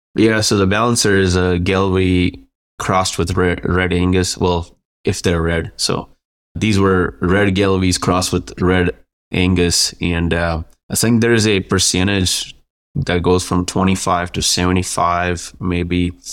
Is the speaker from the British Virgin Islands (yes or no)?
no; India; moved away as an adult; also born or lived in New Mexico; now in Quay County, New Mexico, United States; originally I'm from India. I moved here to go to school.